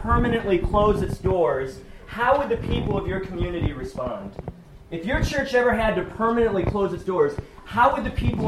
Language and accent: English; Sandusky, Ohio, United States; also born or lived in Pittsburgh; now in Fremont, United States; I grew up in Ohio, grew up in Sandusky